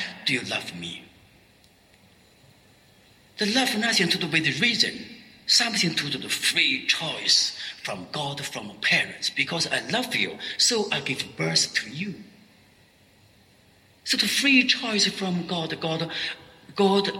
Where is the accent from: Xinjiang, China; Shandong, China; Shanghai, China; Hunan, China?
Shandong, China; Xintai; moved away as an adult; also born or lived in Paris, France; now in Shenzhen, China; I met my folk, my village people from Xintai